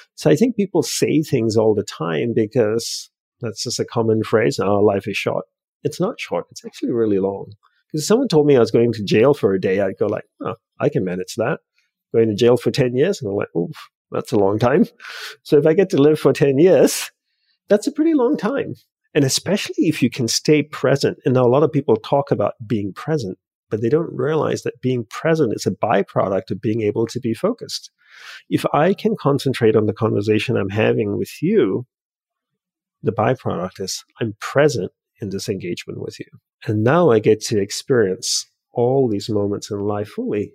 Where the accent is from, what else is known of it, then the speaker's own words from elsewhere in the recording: Australia; also born or lived in Hawaii / Los Angeles; now in United States; I grew up in Australia.